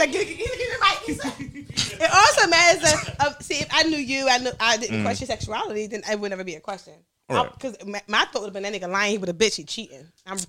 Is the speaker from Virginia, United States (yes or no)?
no; Philadelphia, Pennsylvania, United States; I grew up in North Philly. It was 14 kids in the house.